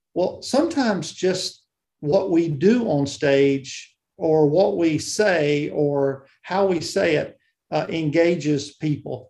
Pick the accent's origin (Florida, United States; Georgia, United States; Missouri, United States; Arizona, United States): Georgia, United States; South; I grew up in South Georgia, uh, down near the Okefenokee Swamp